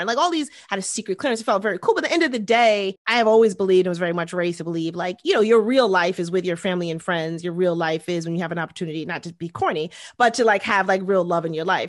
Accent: New York City, New York, United States; most of my upbringing was in Queens. I grew up in this neighborhood called East Elmhurst

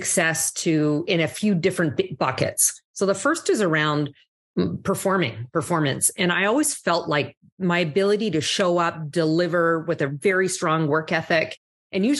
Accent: Calgary, Alberta, Canada; accent: Canadian; moved away as an adult; also born or lived in Ottawa / Toronto / New York; now in Miami, United States; So I grew up in Canada, born in the East Coast, in Ottawa, grew up in Calgary

